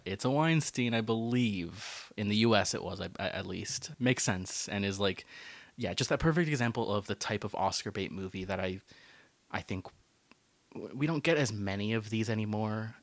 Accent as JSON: {"language": "English", "country": "United States", "tie": "born or raised there", "said": "I grew up in America"}